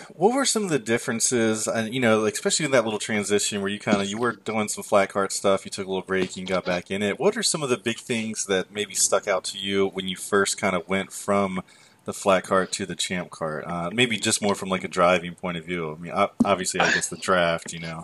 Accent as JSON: {"language": "English", "country": "United States", "tie": "born or raised there", "said": "I grew up in the Delaware Maryland area"}